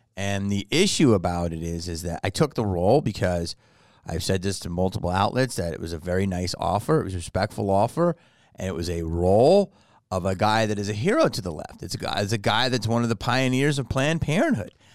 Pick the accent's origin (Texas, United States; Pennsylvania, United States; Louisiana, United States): Pennsylvania, United States; Philadelphia; moved away; I grew up in Philly